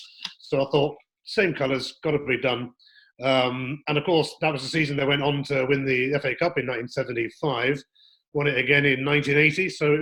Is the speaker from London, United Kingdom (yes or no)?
no; Weymouth, South West England, United Kingdom; Well, I was brought up in Weymouth in Dorset, seaside resort where a lot of people go on holiday